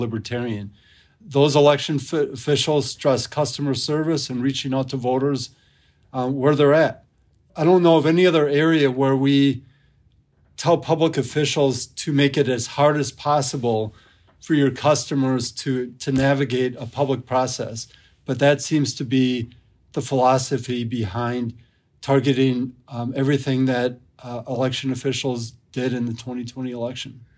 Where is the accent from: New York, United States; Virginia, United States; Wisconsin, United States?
Wisconsin, United States; near Madison; I grew up in Wisconsin, not far outside of Madison